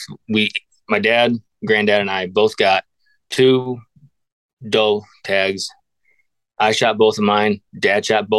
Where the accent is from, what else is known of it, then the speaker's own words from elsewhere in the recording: Northwest Pennsylvania, United States; born and raised in Northwest Pennsylvania